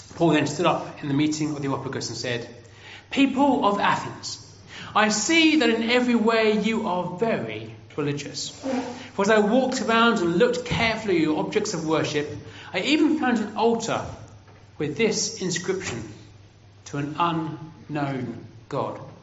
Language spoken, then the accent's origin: English; England, United Kingdom; I'm from England